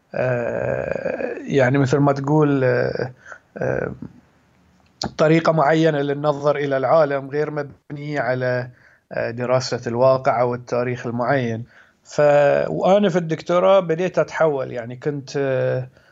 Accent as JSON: {"language": "Arabic", "town": "Muharraq", "region": "Muharraq Governorate", "country": "Bahrain", "tie": "born or raised there", "also_born_or_lived": "Oxford", "said": "انا من البحرين آه، من مواليد سنة 1982 فيعني حين عمري 35 سنة آه، نشأت في البحرين"}